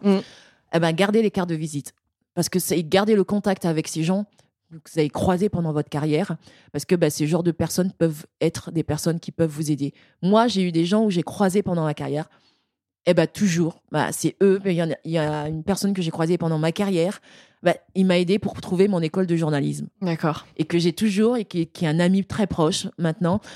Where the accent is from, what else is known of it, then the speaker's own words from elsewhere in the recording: French Guiana; chez moi en Guyane